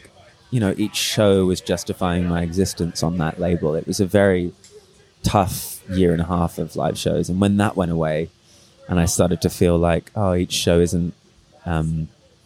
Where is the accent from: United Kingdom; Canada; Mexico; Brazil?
United Kingdom; Reading, South East England; moved away; also born or lived in London; I lived back in my hometown Reading with my parents